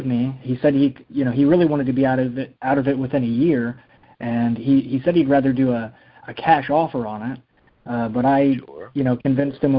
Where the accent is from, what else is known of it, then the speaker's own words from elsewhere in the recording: Illinois, United States; I'm from Illinois